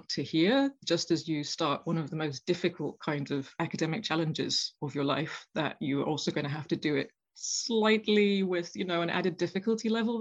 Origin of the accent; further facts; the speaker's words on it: Glasgow, Scotland, United Kingdom; moved away as an adult; also born or lived in Exeter; I'm originally from Glasgow